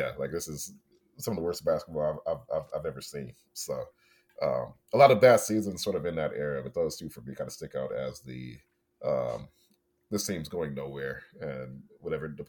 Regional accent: Detroit, Michigan, United States; I was born and raised in Detroit

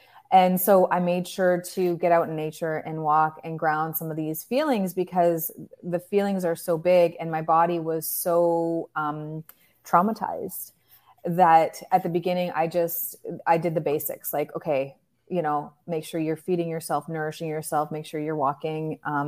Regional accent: Canada; Well, I live in the most beautiful place in Canada. People flock here because it's God's country.

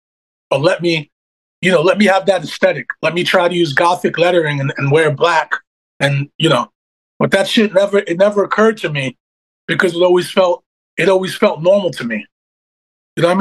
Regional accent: New York City, New York, United States; This was in Canarsie. This was Glenwood Houses.

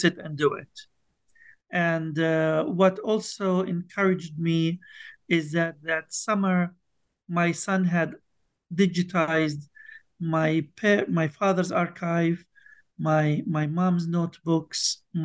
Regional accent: Bethlehem, West Bank, Palestine; I was born and raised in Bethlehem, in the West Bank in Palestine.

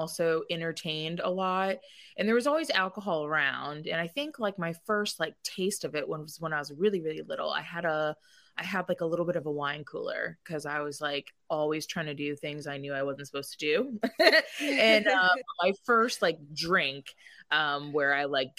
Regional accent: Washington, District of Columbia, United States; I'm from Washington, D.C.

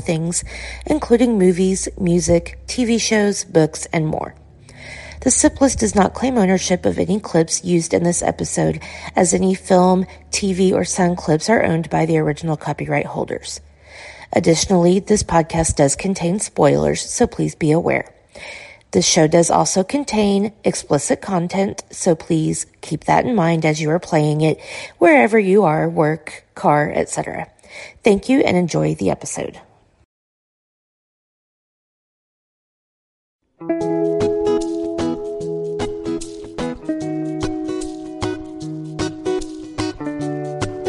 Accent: United States; we're American

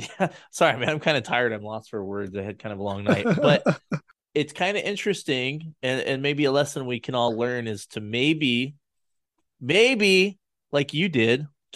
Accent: United States; as an American

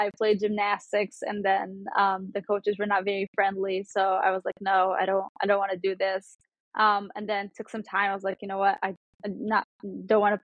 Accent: Cairo, Cairo Governorate, Egypt; also born or lived in New York; Yeah, so I am born and raised in Cairo. I lived in Cairo my whole life.

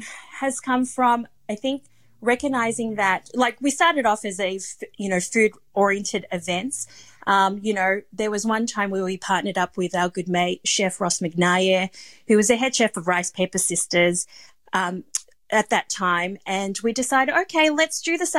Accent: Luzon, Philippines; And so me and Fidesz, we come from Luzon.

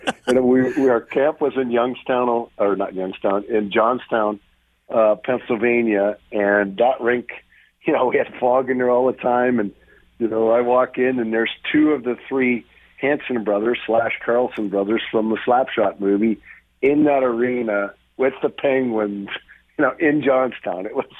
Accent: Western Canada, Canada; I grew up in the Western Canada area, and you got, you know, Montreal Canadiens and Toronto Maple Leafs.

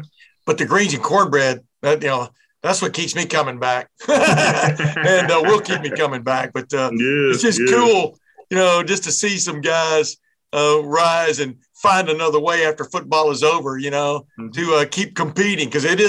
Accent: East Texas, United States; also born or lived in Alabama; now in Columbus, United States; I grew up in East Texas. Well, I was born and raised in Alabama, and then we moved to East Texas. And, you know, there's a barbecue joint on almost every corner in the town I grew up in.

